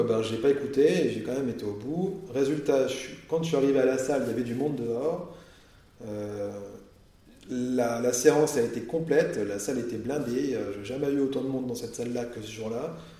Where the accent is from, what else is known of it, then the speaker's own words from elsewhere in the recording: Burgundy, Bourgogne-Franche-Comté, France; now in Nord, France; Moi, je viens de Bourgogne à l'origine, pourtant je suis dans le hmm. Nord maintenant